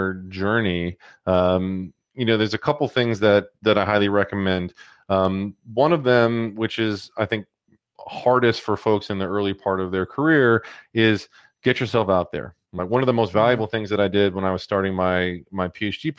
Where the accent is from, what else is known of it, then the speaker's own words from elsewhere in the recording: New York, United States; my hometown